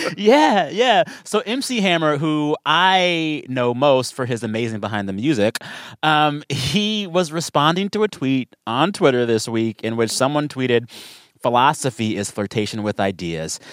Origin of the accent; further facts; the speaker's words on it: South Texas, United States; I grew up in South Texas